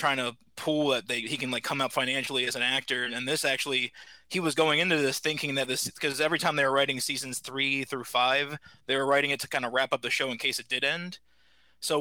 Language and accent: English; Lansdale, Pennsylvania, United States; Outside of Philadelphia and Lansdale